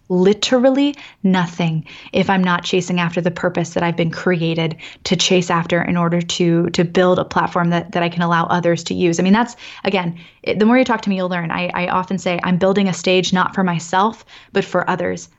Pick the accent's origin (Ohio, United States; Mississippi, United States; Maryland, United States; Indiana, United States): Maryland, United States; Annapolis; now in San Francisco, United States; born and raised in Annapolis, as I mentioned, like, I'm East Coast all the way.